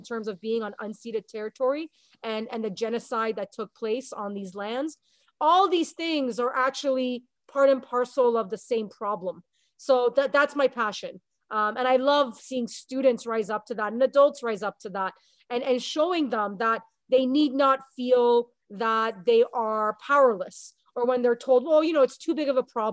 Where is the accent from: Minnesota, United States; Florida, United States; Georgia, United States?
Florida, United States; South; also born or lived in Montreal, Canada; now in Canada; I went to high school in the United States in Southern Florida. I was born in Montreal.